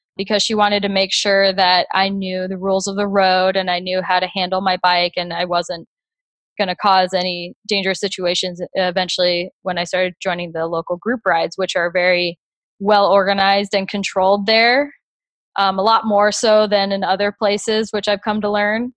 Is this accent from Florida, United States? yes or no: yes; Naples, Florida, United States; now in Grand Rapids, United States; I'm from Naples, Florida, and I currently live in Grand Rapids, Michigan.